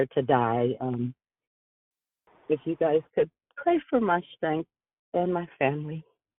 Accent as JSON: {"language": "English", "town": "Seattle", "region": "Washington", "country": "United States", "tie": "born or raised there", "moved": "yes", "lives_now": "Sacramento, United States", "said": "calling from Sacramento, and I had a fatal tragedy take place on Thursday in my hometown of Seattle, Washington."}